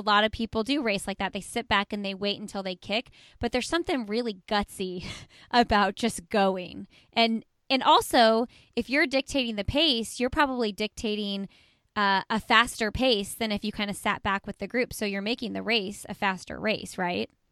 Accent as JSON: {"language": "English", "town": "Indianapolis", "region": "Indiana", "country": "United States", "tie": "born or raised there", "said": "I'm from Indianapolis. And so I actually went to high school with her husband"}